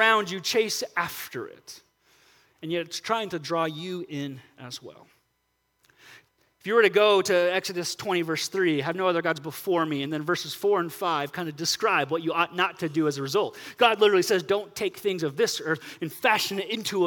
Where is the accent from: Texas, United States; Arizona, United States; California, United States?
California, United States; Southern; I grew up in Southern California